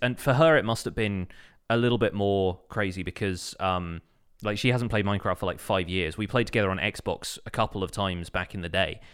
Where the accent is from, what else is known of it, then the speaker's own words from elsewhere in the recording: United Kingdom; I'm British